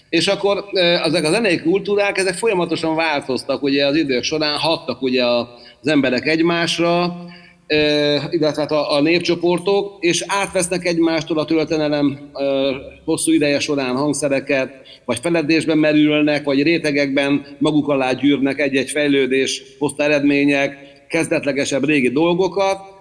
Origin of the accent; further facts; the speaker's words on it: Hungary; magyar vagyok